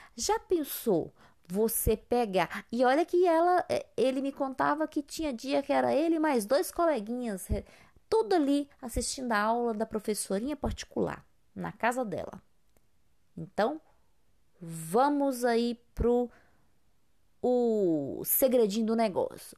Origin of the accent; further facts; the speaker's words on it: Brazil; somos brasileiros